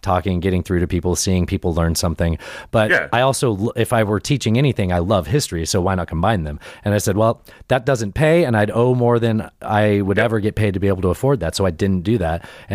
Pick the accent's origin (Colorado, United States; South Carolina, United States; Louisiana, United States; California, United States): Colorado, United States; Pueblo; I grew up in Pueblo, Colorado